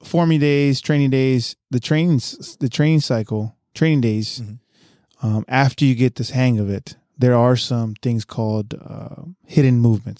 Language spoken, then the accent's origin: English; San Diego, California, United States; The way I grew up in San Diego, I'm sure you grew up the same way.